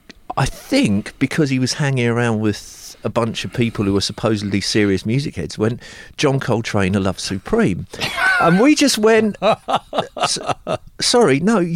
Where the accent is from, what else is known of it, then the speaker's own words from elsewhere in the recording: Epsom, South East England, United Kingdom; also born or lived in Glasgow; I was born in Glasgow, moved when I was five, grew up in Epsom